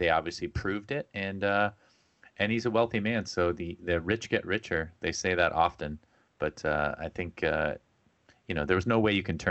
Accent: California, United States; I grew up in Southern California.

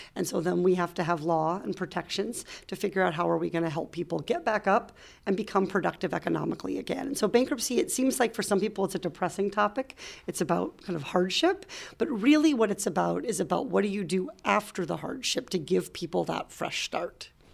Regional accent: Iowa, United States; moved away as an adult; also born or lived in Little Rock, Arkansas; now in California, United States; I grew up in Iowa

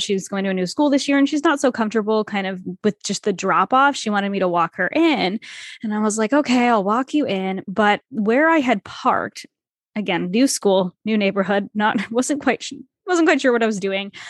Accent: Rhode Island, United States; also born or lived in Toronto; I grew up in Rhode Island, which small state, s, everything is small here.

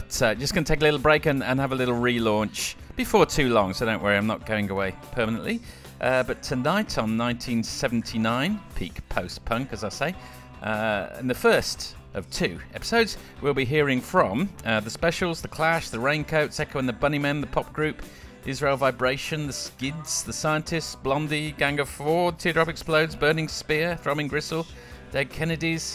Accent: Coventry, West Midlands, United Kingdom; I was brought up in Coventry

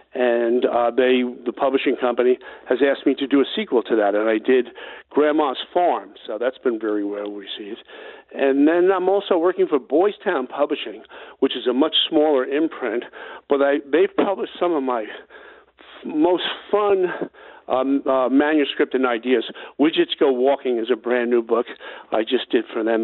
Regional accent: New York City, New York, United States; I grew up on Staten Island

